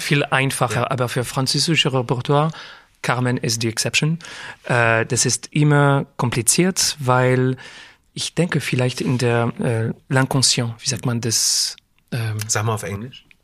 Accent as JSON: {"language": "German", "region": "Geneva", "country": "Switzerland", "tie": "born or raised there", "also_born_or_lived": "Paris, France", "second_language": "German", "moved": "yes", "lives_now": "Zurich, Switzerland", "said": "Aber ich bin in Frankreich und Genf, Genf mhm. aufgewachsen. Und äh, ich habe äh, die ganze, wie sagt man, die ganze Schule habe ich in der, in der Schweiz gemacht mhm. und äh, in Genf"}